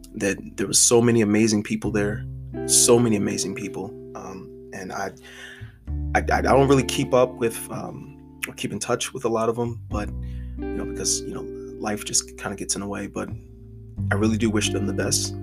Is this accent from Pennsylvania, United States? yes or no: yes; Philadelphia, Pennsylvania, United States; I am from West Philadelphia, Pennsylvania, literally born and raised